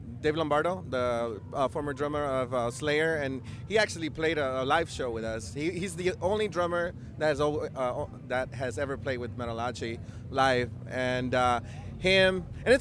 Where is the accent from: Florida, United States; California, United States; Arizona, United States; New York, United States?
California, United States; Los Angeles; We're from Los Angeles